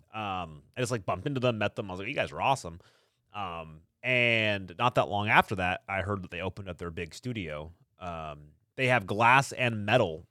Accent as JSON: {"language": "English", "town": "Harmony", "region": "California", "country": "United States", "tie": "born or raised there", "said": "I grew up in Harmony"}